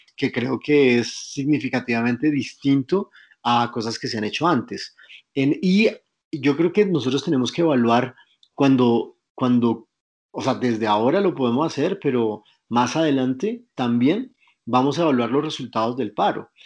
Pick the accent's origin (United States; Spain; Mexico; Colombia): Colombia; nos queremos pensar como, los, como colombianos